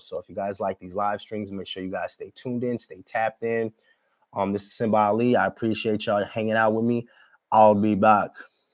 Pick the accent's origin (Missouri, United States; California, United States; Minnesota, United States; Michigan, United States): Minnesota, United States; I'm from Minnesota